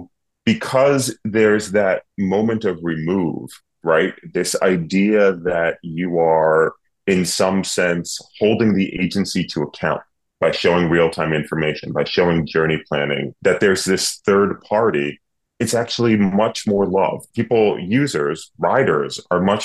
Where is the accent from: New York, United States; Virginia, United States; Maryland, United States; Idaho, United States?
New York, United States; New York City; moved away as an adult; now in Cambridge, Massachusetts, United States; I was born and bred in New York City in Manhattan.